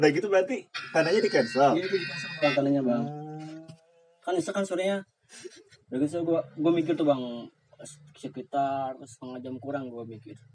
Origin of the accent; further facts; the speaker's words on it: West Java, Indonesia; gua kan orang Sunda, hmm. roti gua nggak suka.